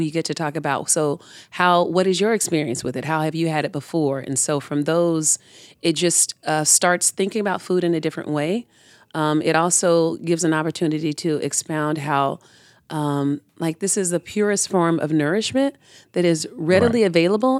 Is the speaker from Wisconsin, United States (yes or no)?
no; Tampa, Florida, United States; So the urban community in Tampa that I grew up in was in Ybor, around Ybor, Tampa Heights area.